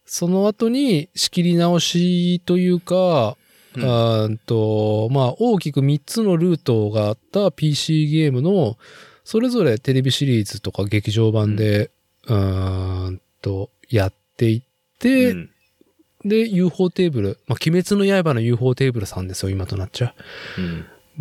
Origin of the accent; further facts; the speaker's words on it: Nagoya, Aichi, Japan; 僕がその名古屋生まれ名古屋育ちで